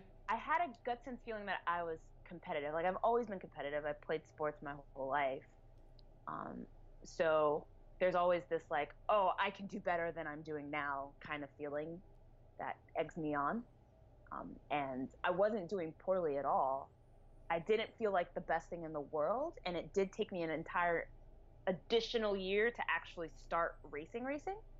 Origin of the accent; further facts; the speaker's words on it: New Jersey, United States; moved away as an adult; also born or lived in Atlanta, Georgia / Boston / Brooklyn / Carlton, Georgia; now in Bay Area, United States; So I was born in Atlanta, grew up in New Jersey, went to school in Boston, well, college in Boston, and then I lived in Brooklyn for a while, and now I live in the Bay Area